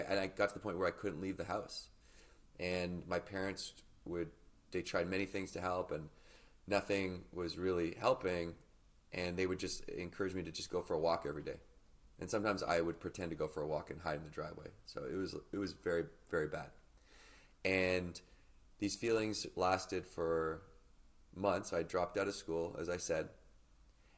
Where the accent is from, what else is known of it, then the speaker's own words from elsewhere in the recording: Victoria, British Columbia, Canada; So I grew up in Victoria, British Columbia, which as a Canadian, you know, is just off the coast of Vancouver.